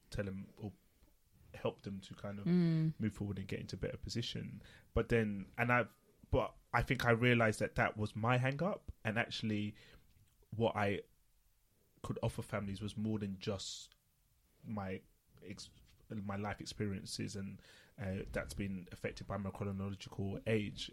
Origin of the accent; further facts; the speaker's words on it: London, United Kingdom; I'm Nigerian. Both my parents were Nigerian. I was born in East London